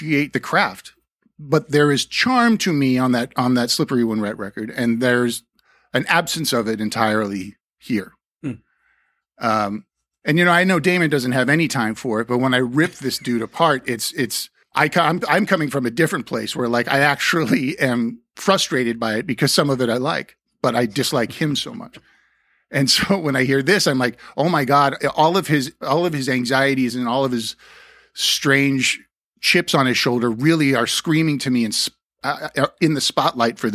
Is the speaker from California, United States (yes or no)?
yes; the Valley, California, United States; We're both from the Valley at that period.